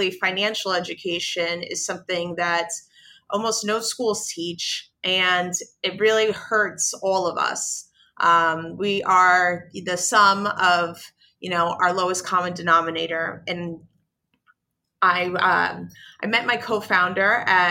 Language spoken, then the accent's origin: English; New York City, New York, United States; I am from the South Bronx, and South Bronx is one of the most impoverished neighborhoods in the United States. Certainly when I was growing up there